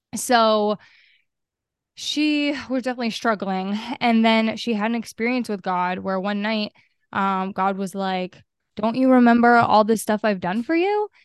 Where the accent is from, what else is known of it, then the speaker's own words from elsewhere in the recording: Maine, United States; I'm from Maine, and I grew up in Maine, and, um, I currently am still here